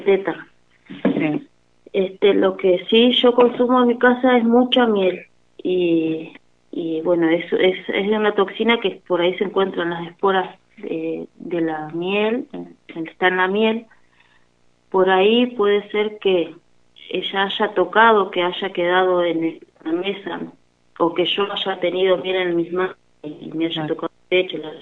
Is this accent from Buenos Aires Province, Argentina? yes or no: no; El Cóndor, Río Negro, Argentina; somos del Bañario